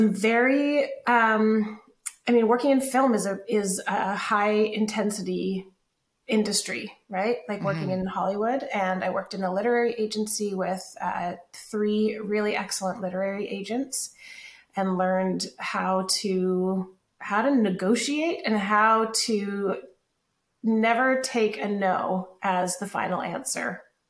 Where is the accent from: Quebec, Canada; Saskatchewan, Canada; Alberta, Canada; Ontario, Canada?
Alberta, Canada; Calgary; moved away as an adult; also born or lived in Los Angeles; I am from Calgary originally. I grew up there, moved from there to Los Angeles when I was in my early 20s